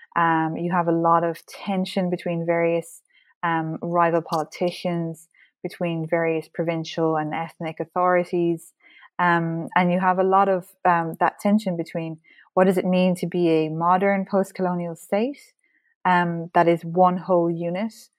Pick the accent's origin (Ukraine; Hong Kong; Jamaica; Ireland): Ireland; as an Irish person, history is very much part of our identity and our culture